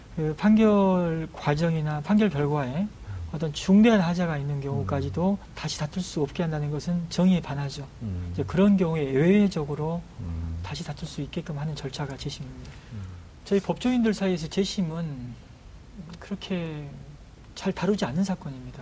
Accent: Nohwado island, South Jeolla, South Korea; 땅끝에서 배를 타고 들어가는 섬에서 제가 자랐고요.

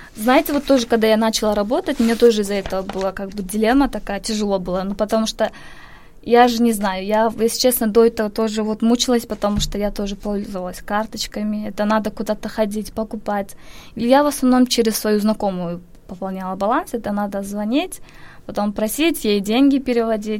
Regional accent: Kyrgyzstan; moved away as an adult; also born or lived in Daejeon, South Korea; now in Seoul, South Korea; Я из Кыргызстана.

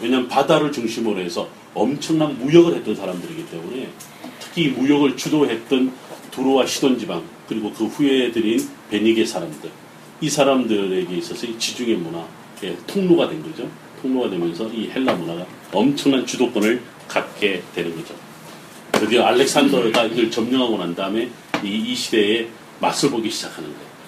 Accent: Ulsan, South Korea; 제 고향이 경상남도 울산인데

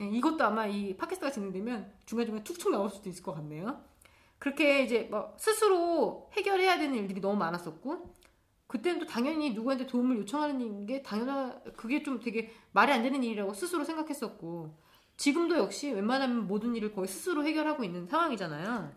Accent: South Korea; first language Korean; moved away as an adult; now in Berlin, Germany; 모국어가 한국어이고 한국 부모 밑에서 자라서 한국 사람들하고만 어울려다가 하, 한국에서 살았을 때도

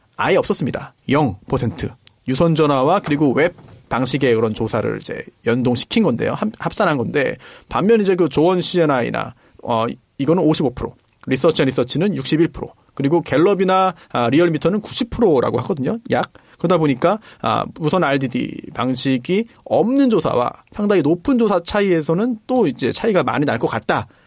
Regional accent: Incheon, South Korea; 제가 고향이 인천인데

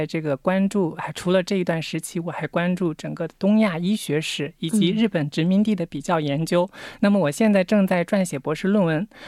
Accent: Wenzhou, Zhejiang, China; moved away as an adult; now in South Korea; 然后我来自浙江温州，在国内读的本科、硕士，硕士毕业以后来这里留学。

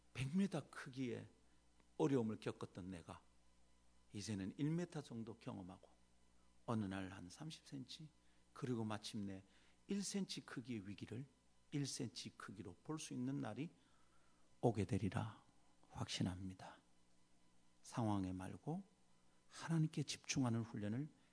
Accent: South Korea; 유교적 정황인 한국에서 태어나서 산

